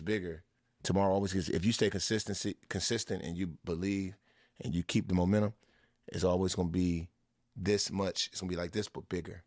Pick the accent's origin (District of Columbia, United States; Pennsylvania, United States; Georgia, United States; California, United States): District of Columbia, United States; Washington; It's my hometown team